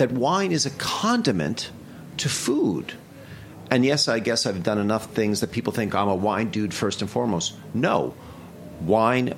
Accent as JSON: {"language": "English", "town": "Toronto", "region": "Ontario", "country": "Canada", "tie": "born or raised there", "moved": "as an adult", "lives_now": "New York, United States", "said": "growing up in Toronto"}